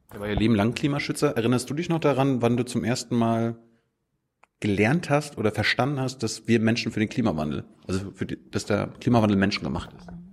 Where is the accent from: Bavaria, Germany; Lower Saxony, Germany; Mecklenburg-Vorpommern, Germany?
Mecklenburg-Vorpommern, Germany; ich komme ja aus Meckpomm